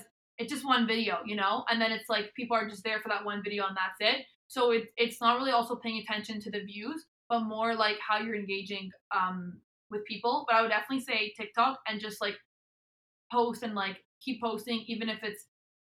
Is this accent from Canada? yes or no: yes; Montreal, Quebec, Canada; I'm from Montreal, Canada